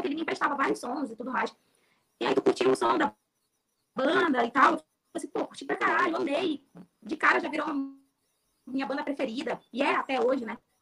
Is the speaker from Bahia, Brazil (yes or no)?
no; Amapá, Brazil; also born or lived in Rio de Janeiro; eu sou do Amapá